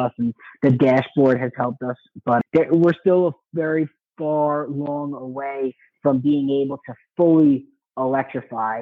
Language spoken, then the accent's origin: English; New York, United States; in my home state of New York